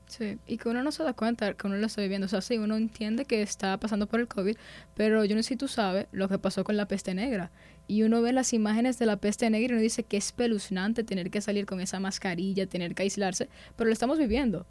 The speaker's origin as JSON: {"language": "Spanish", "country": "Dominican Republic", "said": "nosotros como dominicanos"}